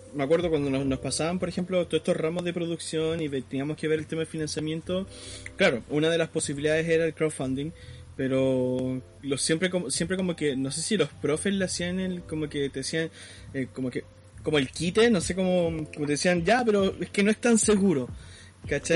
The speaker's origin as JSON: {"language": "Spanish", "country": "Chile", "said": "nosotros como chilenos"}